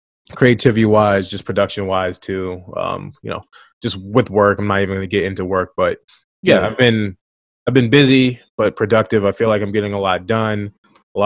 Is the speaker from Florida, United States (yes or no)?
no; Maryland, United States; I'm from Maryland